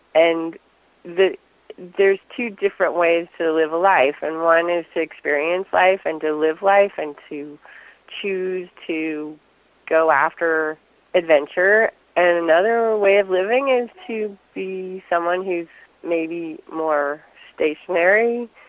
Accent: Fairbanks, Alaska, United States; born there; also born or lived in Indonesia; I was born in Alaska. We'll start back then. I always think that's a little bit of a fun part of my story. I was born in Fairbanks and grew up in different places around the world.

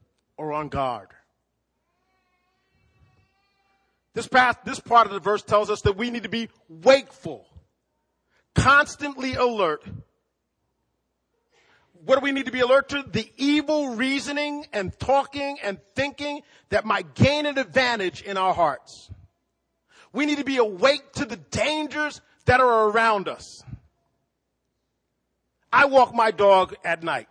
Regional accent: East Coast, United States; also born or lived in Midwest; now in Fort Wayne, United States; I grew up on the East Coast deep sea fishing. I had to learn how to do this lake river fishing when I moved to the Midwest

